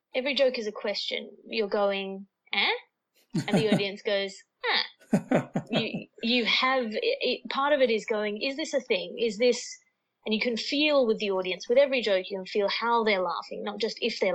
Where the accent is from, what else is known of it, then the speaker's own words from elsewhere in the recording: Australia; now in London, United Kingdom; I'm here in Australia, which is not actually usual for me, despite being an Australian. I'm normally based in London